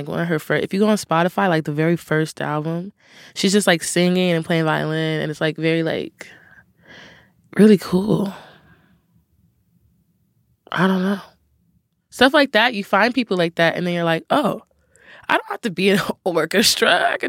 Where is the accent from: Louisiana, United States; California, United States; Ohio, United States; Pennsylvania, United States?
Ohio, United States; Cincinnati; There's this little town in Ohio called Wyoming, and that's where I first picked up the instrument.